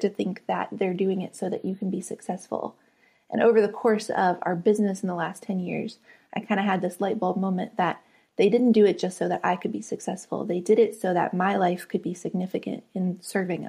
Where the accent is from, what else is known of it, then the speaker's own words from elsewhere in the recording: West Virginia, United States; moved away as an adult; I grew up in West Virginia on the very top of a mountain